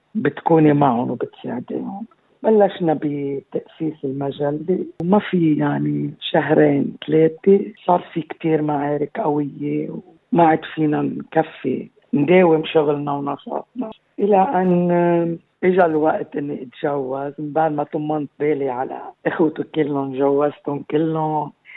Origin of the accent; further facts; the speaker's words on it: Aqaybeh, Keserwan-Jbeil, Lebanon; moved away as an adult; also born or lived in Amchit / Beirut; now in Australia; من مواليد العقايبة كسروان تعلمت بعمشيت